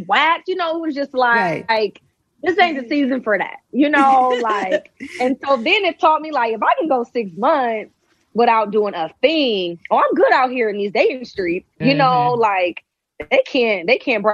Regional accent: Shaker Heights, Ohio, United States; moved away as an adult; also born or lived in Atlanta; I'm from Shaker as well. So he was going to school there when I was going to school there.

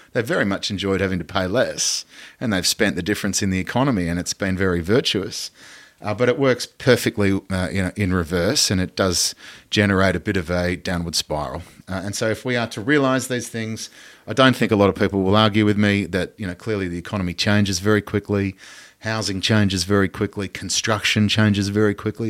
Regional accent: Australia; as an Australian citizen

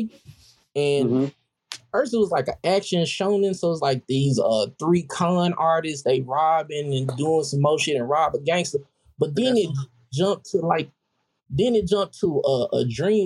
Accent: Memphis, Tennessee, United States; I'm from Memphis

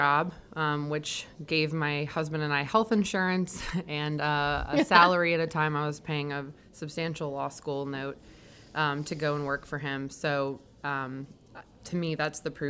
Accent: Ohio, United States; moved away as an adult; now in Louisiana, United States; my home state of Ohio

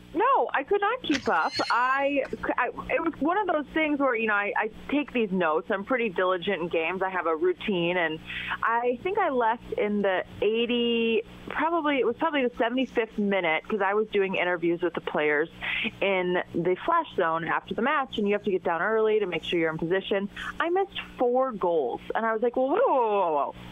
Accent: Edina, Minnesota, United States; I grew up in Minnesota, in Edina, Minnesota

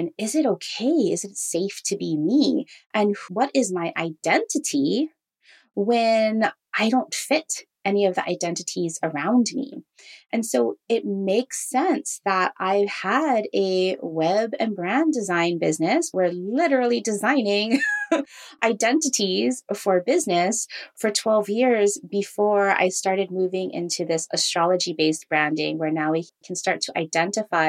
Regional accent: Hawaii, United States; I grew up in Hawaii as half Filipino, half Jewish.

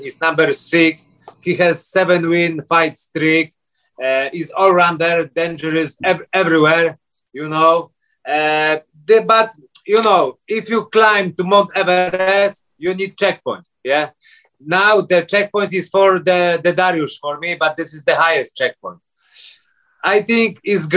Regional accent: Kudowa-Zdrój, Lower Silesian Voivodeship, Poland; English is a second language; moved away as an adult; now in Abu Dhabi, United Arab Emirates; I'm from Poland, to small village, Kudowa Zdrój.

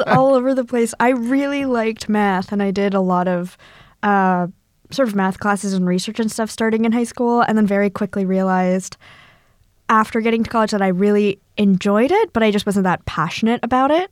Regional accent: Northern California, United States; from Northern California where every beach is freezing

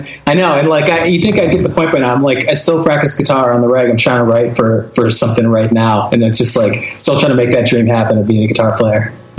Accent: Connecticut, United States; He and I grew up together in Connecticut, and like all those dumb bands I was in were with him

